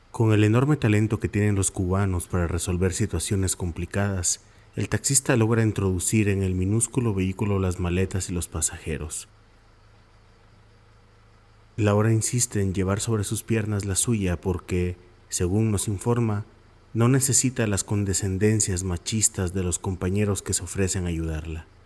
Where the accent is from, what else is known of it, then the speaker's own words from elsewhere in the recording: Guatemala; Vengo de Guatemala, uno de esos países que fueron paraísos de la ultraderecha militarista y que la Guerra Fría unió karmáticamente